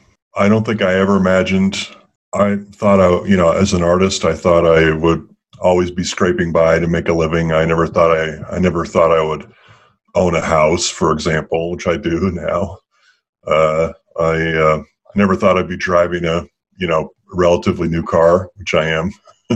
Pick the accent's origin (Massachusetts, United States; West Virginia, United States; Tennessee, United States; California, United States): Massachusetts, United States; a lot of my upbringing, I was raised on the East Coast in Massachusetts.